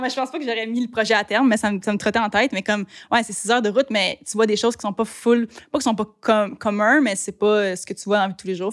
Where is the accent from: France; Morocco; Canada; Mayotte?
Canada; Blainville, Quebec; now in Sainte-Anne-des-Lacs, Canada; J'ai grandi à Blainville, en banlieue. Puis là, j'habite à Sainte-Anne-des-Lacs.